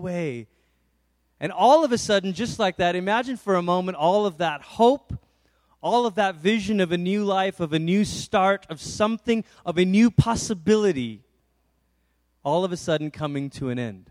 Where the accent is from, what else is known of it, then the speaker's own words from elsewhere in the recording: Malaysia; now in Colorado, United States; I grew up in Malaysia